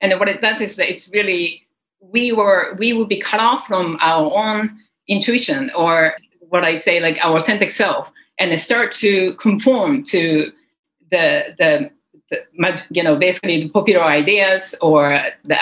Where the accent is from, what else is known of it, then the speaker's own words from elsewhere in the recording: Japan; English is a second language; I come from Japan, you know, I was born and grew up in Japan and English is the second language